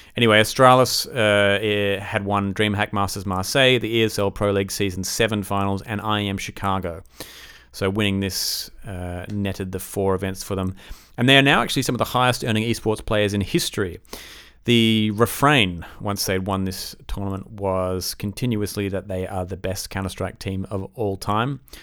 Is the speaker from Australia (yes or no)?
yes; Australia; I'm Australian